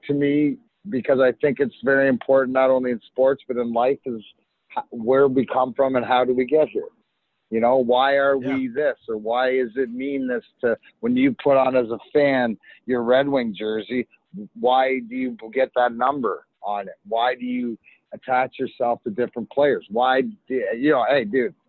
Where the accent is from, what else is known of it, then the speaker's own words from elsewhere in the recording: Leamington, Ontario, Canada; So I grew up in Leamington, which is give or take 10 minutes for the border, 40 minutes from the house I grew up in.